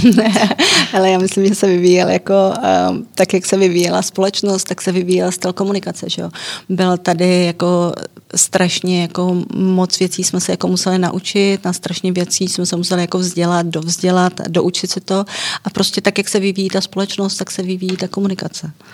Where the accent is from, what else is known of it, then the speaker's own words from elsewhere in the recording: Czechia; U nás